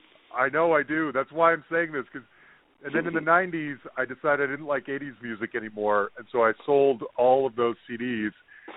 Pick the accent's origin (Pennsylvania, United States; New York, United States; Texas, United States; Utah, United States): Utah, United States; Salt Lake City; Salt Lake City. And, that's where I grew up.